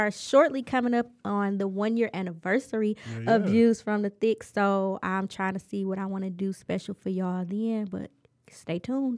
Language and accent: English; Detroit, Michigan, United States; No, I grew up on the East Side. I'm from 7 Mile and Gresham. I'm from the Red Zone.